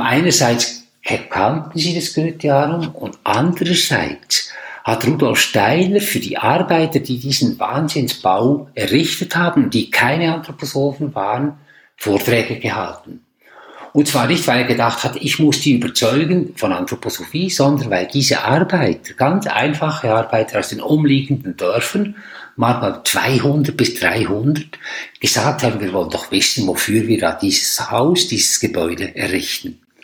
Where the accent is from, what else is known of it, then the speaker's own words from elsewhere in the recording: Switzerland; als Schweizer